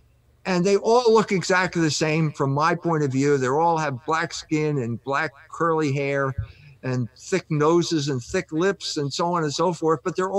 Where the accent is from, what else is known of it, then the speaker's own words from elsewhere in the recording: South Bend, Indiana, United States; also born or lived in Germany; I was born, and I'm an American.